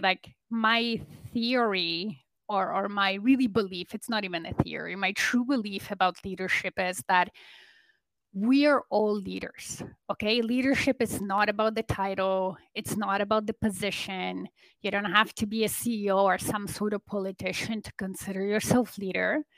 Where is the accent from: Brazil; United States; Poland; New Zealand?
Poland; now in Toronto, Canada; I live in Canada in Toronto area, but originally I'm from Poland. I'm an immigrant